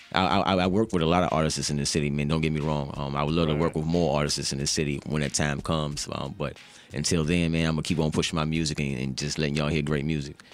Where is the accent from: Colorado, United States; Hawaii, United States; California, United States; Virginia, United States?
Virginia, United States; Charlottesville; growing up in Charlottesville